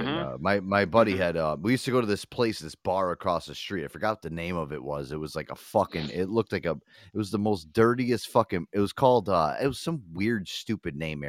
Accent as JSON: {"language": "English", "region": "Connecticut", "country": "United States", "said": "we're from Connecticut. So we're kind of like a cross between Boston and New York. And like people are always like, oh, you sound like you're from New York. I don't know. I'm closer to New York."}